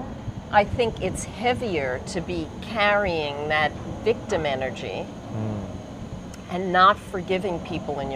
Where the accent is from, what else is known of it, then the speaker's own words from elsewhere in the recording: United States; moved away; I come from the States